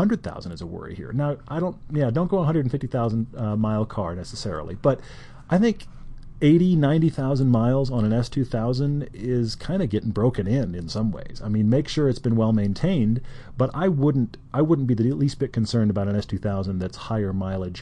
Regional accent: Houston, Texas, United States; I grew up in Houston

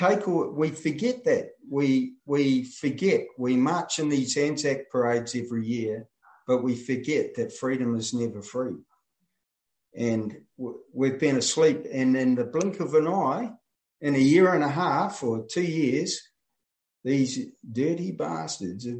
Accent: New Zealand; moved away as an adult; now in Australia; I grew up in New Zealand as a kid

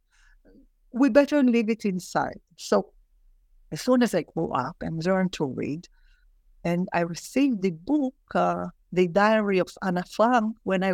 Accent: Jerusalem, Jerusalem District, Israel; I was born in Jerusalem in 1949.

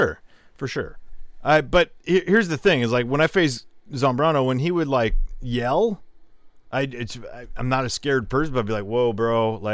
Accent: San Jose, California, United States; I grew up in San Jose.

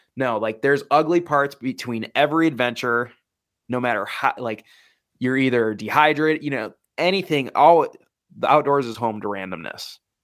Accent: Wisconsin, United States; I grew up in the Midwest, Wisconsin.

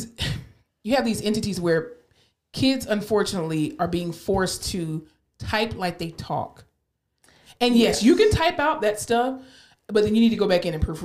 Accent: Florida, United States; now in Texas, United States; I'm from Florida.

